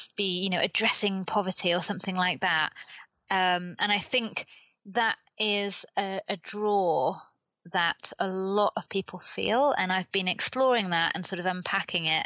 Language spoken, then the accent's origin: English; United Kingdom; accent: British; moved away as an adult; also born or lived in Cambodia; now in Kathmandu, Nepal; I am British. I was born in the UK, mm-hmm. which explains my accent